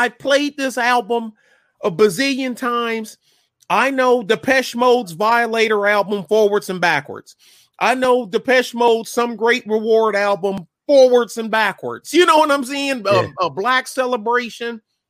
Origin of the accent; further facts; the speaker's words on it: Detroit, Michigan, United States; Like a back home from my hometown, Detroit.